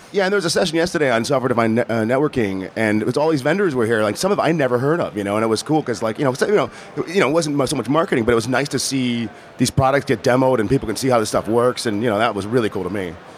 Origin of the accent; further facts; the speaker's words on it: Chicago, Illinois, United States; I'm from Chicago